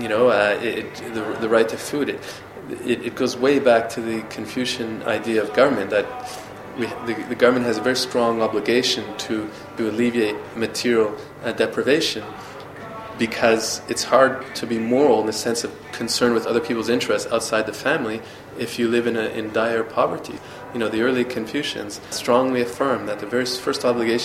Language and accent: English; Canada; I'm from Canada, where there's restrictions against hate speech.